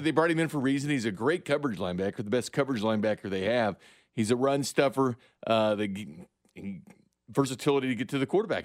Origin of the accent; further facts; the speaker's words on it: Missouri, United States; I live in the Show Me State. I'm from the Show Me State